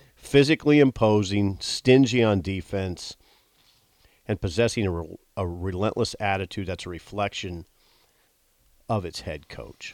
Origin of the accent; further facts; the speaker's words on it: Columbus, United States; I grew up in Columbus